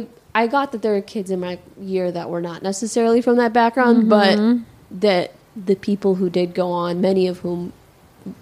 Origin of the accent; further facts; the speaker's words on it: Chicago, Illinois, United States; moved away as an adult; also born or lived in New Haven, Connecticut; my parents are immigrants from Pakistan. And my siblings and I, we're born and raised in Chicago. We were all born here. And I lived in Chicago up until I was 18. I went away to school.